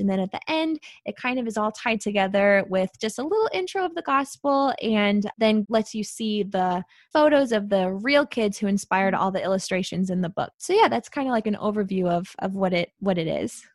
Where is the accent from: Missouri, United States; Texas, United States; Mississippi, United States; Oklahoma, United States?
Missouri, United States; St. Louis; I live in Saint Louis. I always have. I was born and raised here